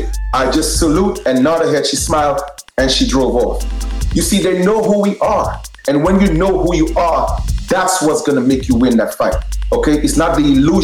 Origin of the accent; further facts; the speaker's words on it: New York City, New York, United States; I grew up in Brooklyn